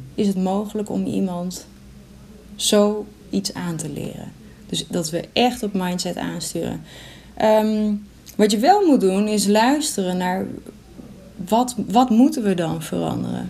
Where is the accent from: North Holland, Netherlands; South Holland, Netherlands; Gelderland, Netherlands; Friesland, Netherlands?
Friesland, Netherlands; Sneek; Ik kom uit Sneek